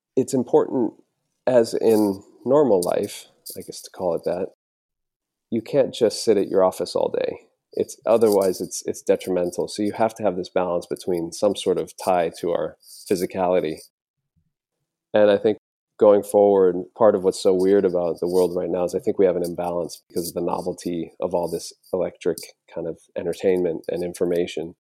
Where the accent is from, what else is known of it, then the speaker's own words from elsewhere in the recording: an island on the Gulf Coast of Florida, United States; moved away; having grown up on this island in, on the Gulf Coast of Florida